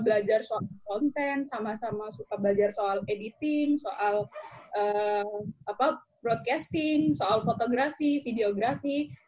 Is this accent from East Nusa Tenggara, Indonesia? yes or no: yes; West Sumba, East Nusa Tenggara, Indonesia; moved away as an adult; also born or lived in Kupang; now in Yogyakarta, Indonesia; saya asalnya dari Sumba Barat, N T T